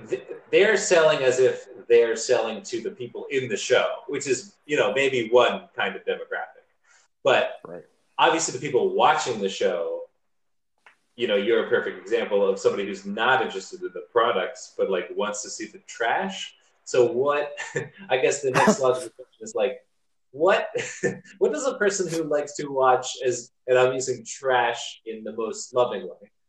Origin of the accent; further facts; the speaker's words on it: Pennsylvania, United States; moved away as an adult; also born or lived in Queensland, Australia; now in Sydney, Australia; if they pick up on your accent, they're like, where are you from? And then, and then you say the United States, and they say where, and then you say Pennsylvania.